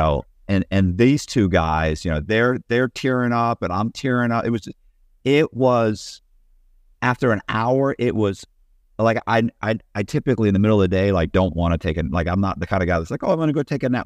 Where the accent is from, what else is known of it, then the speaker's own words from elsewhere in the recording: Tampa, Florida, United States; I'm from Tampa